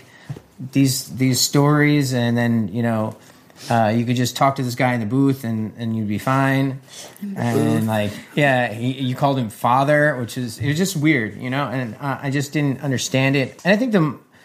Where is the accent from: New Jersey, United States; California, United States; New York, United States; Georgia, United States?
New Jersey, United States; moved away; I grew up in New Jersey as well, just 20 minutes away from where she grew up